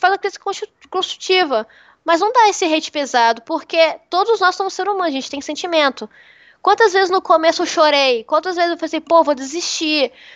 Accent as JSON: {"language": "Portuguese", "region": "Espírito Santo", "country": "Brazil", "also_born_or_lived": "Santos", "moved": "yes", "lives_now": "São Paulo, Brazil", "said": "eu sou capixaba. Eu tô, o Espírito Santo faz muito calor. Muito calor mesmo. Morava perto da praia"}